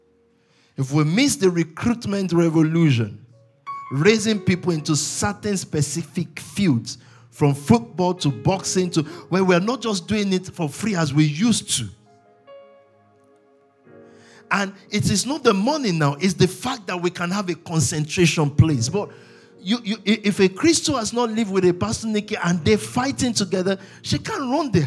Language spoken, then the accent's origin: English; Nigeria; I was born in Nigeria